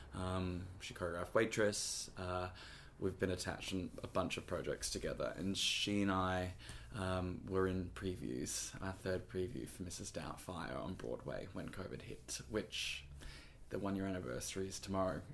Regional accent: Gold Coast, Queensland, Australia; now in New York, United States; I'm from Queensland, and I ended up getting bust down to the Gold Coast where I'm from. So mum was 10 minutes away

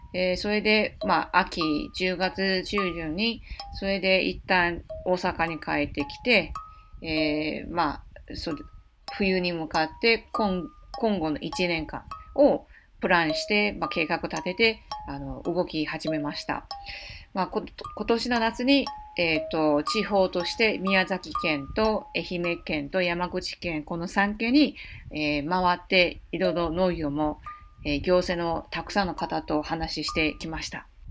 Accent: Taipei, Taiwan; now in Osaka, Japan; 台北、台湾台北の中心部生まれ育ちなので

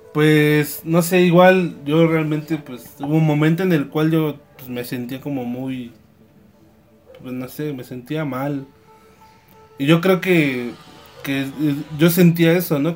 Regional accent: Mexico; nosotros como mexicanos

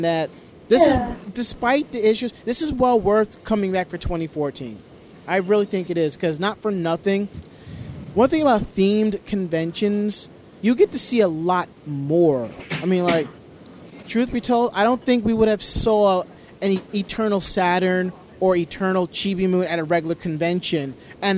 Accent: Westchester, New York, United States; I'm from Westchester. I'm like, I grew up there

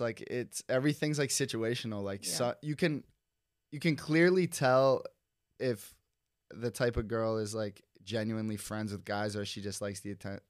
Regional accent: Cincinnati, Ohio, United States; So like, we're from Cincinnati.

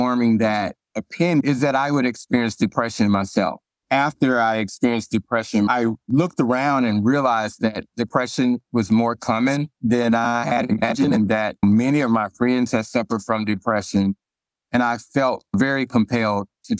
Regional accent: Arkansas, United States; moved away; I'm originally from Arkansas

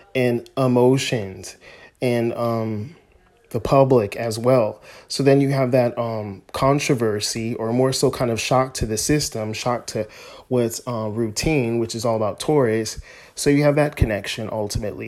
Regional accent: United States; we as Americans, myself a, as an American

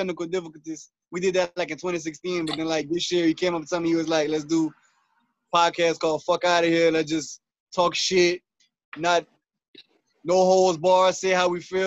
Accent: Louisiana, United States; moved away as an adult; now in Georgia, United States; I'm originally from Louisiana, but I relocated to Georgia 4 years ago

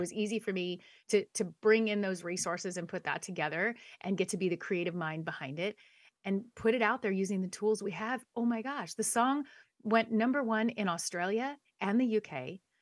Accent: San Dimas, California, United States; I was born in Southern California, born and raised a SoCal girl. Came from a little town called San Dimas

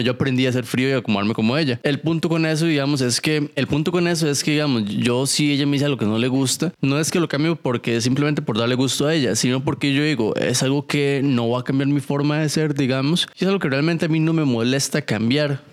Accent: Costa Rica; soy de Costa Rica

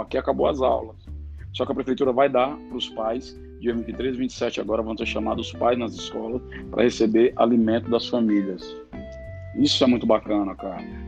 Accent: Fortaleza, Ceará, Brazil; sou aqui de Fortaleza, Ceará

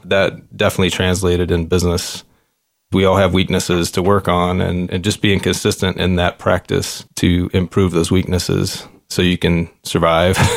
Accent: Shreveport, Louisiana, United States; now in Fort Wayne, United States; I was born and raised in Shreveport, Louisiana, in a blue-collar middle-class family.

